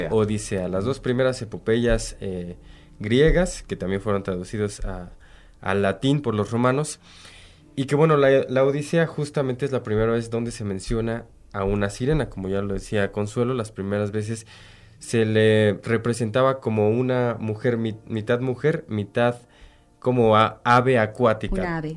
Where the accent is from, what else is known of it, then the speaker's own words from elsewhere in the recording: Hidalgo, Mexico; los que somos de Hidalgo